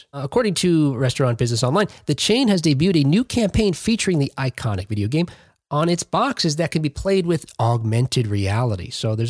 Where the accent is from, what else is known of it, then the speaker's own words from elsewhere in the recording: Jersey City, New Jersey, United States; In contrast, the city I grew up in was the second largest city in New Jersey.